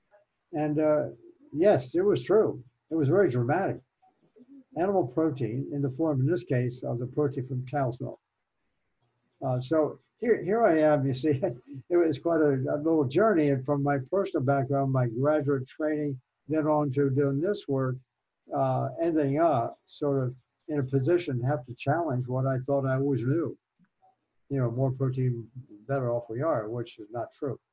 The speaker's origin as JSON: {"language": "English", "region": "Virginia", "country": "United States", "tie": "born or raised there", "moved": "yes", "said": "I was raised in Virginia, mm-hmm. west of Washington, D.C."}